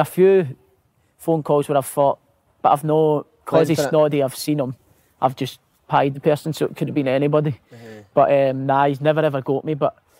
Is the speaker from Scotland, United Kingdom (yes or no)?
yes; Scotland, United Kingdom; I was just happy it was a Scottish manager, because I thought, buzzing, I'm Scottish, we'll talk about haggis